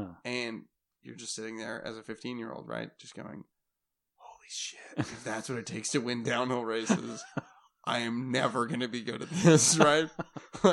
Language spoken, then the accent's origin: English; Oregon, United States; So like growing up in the Oregon races, Gabe Owens was one of the scariest people in the entire world.